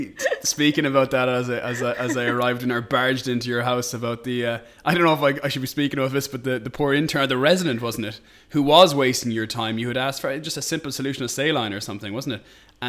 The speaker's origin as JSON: {"language": "English", "country": "Ireland", "said": "we have to be as Irish people."}